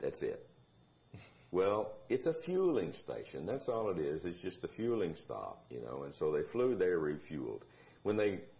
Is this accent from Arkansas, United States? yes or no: yes; Marked Tree, Arkansas, United States; moved away as an adult; now in Fort Worth, United States; I'm from Mark Tree, Arkansas. Little bitty nothing town, you know.